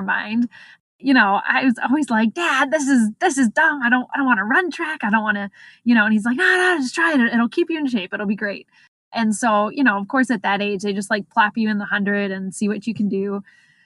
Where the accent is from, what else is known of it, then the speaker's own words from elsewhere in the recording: Exton, Pennsylvania, United States; also born or lived in Baltimore, Maryland; now in Ohio, United States; I grew up in the suburbs of Philadelphia. Exton, PA, a small town